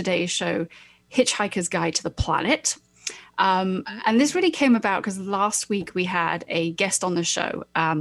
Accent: United Kingdom; moved away; I'm British

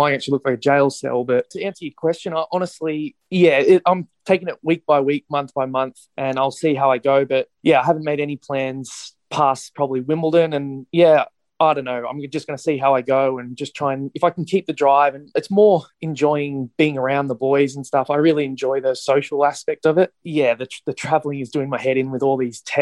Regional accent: Sydney, New South Wales, Australia; I'm from Sydney

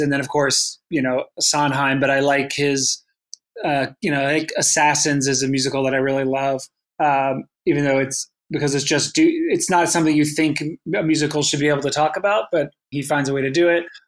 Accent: North Carolina, United States; moved away as an adult; now in New York, United States; growing up in North Carolina

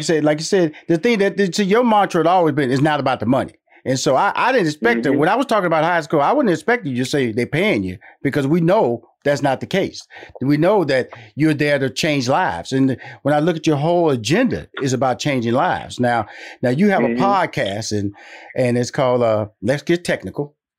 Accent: Houston, Texas, United States; now in Atlanta, United States; See, I'm based in Atlanta right now, but I'm from Houston, Texas.

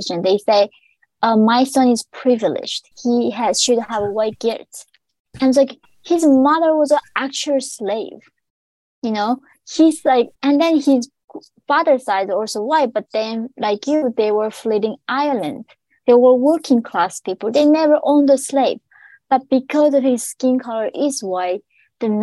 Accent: North Korea; now in New York City, United States; When I was born in North Korea

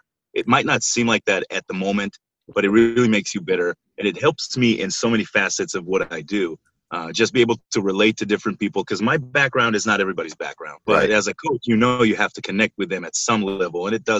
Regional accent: Israel; moved away as an adult; I'm originally from Israel and that's where I was born and raised

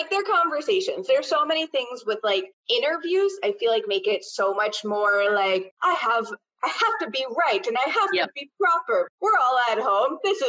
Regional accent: New York, United States; now in Arlington, United States; I'm from New York.

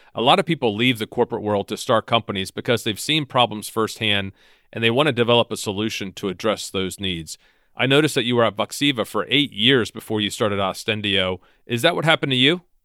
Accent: Virginia, United States; based in my home state, in Virginia, outside of Washington, D C

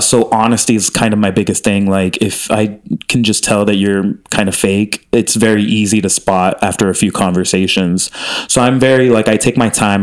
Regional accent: Miami, Florida, United States; moved away as an adult; also born or lived in Chicago; I grew up in Miami, but then I moved to Chicago and then came out here

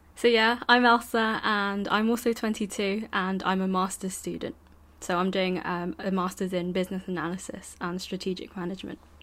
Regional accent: London, United Kingdom; growing up in London is very different

